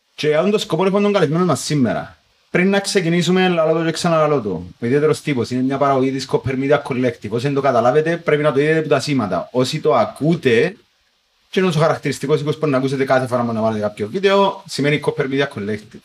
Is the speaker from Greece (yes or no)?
no; Cyprus; ότι εγώ είμαι Κύπριος